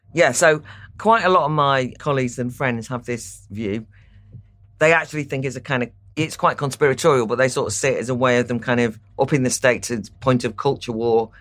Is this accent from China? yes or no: no; North Wales, United Kingdom; I am from North Wales